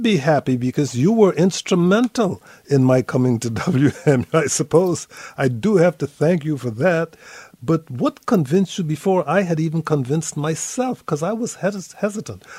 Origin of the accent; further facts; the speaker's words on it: Guyana; moved away as an adult; also born or lived in Montreal, Canada / New York, United States; now in United States; I am from Guyana. It's the only English speaking country in South America.